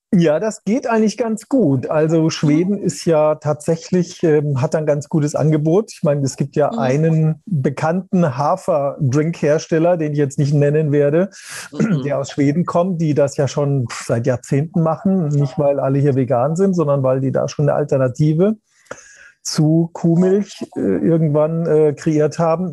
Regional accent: Germany; bei uns in Deutschland

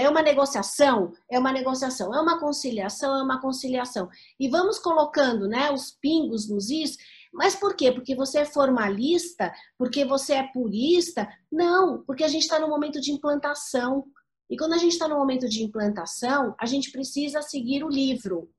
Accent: Santos, São Paulo, Brazil; eu venho de Santos

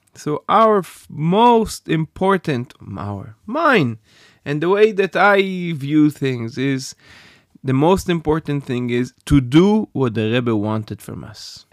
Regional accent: Safed, Northern District, Israel; I grew up in Sfat

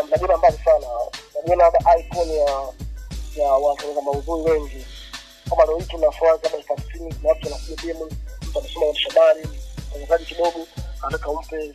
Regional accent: Tanga, Tanga Region, Tanzania; born there; mimi nimezaliwa Tanga

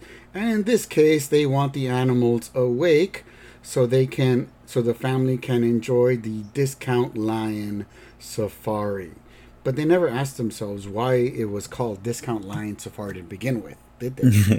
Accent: United States; Yeah, we're American.

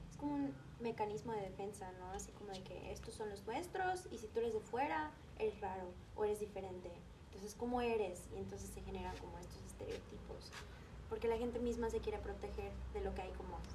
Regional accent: Mexico; also born or lived in United States; estaba en Estados Unidos yo decía, bueno, yo no soy de aquí, soy mexicana. Y luego cuando regresé dije, ay, va a estar súper padre, ahora sí regreso a mi tierra

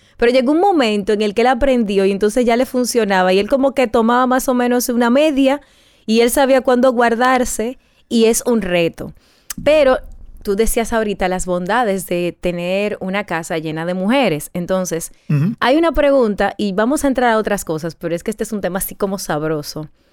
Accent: Dominican Republic

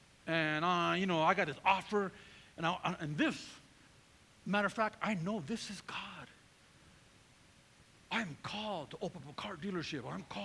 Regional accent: California, United States; I came from Northern California, pretty rugged neighborhood.

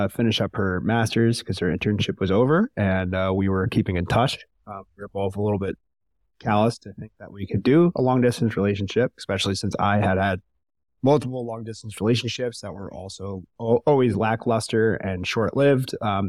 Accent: New York, United States; I'm from New York. I'm from America.

